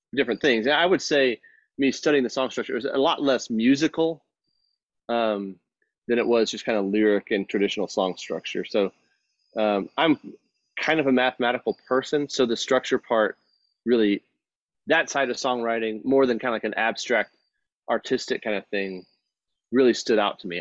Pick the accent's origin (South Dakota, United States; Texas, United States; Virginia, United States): Texas, United States; growing up in Texas